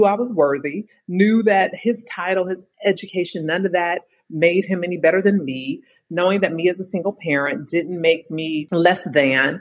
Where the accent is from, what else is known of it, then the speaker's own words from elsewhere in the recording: Bay Area, California, United States; now in Philadelphia, United States; I'm from the Bay Area originally, home of Silicon Valley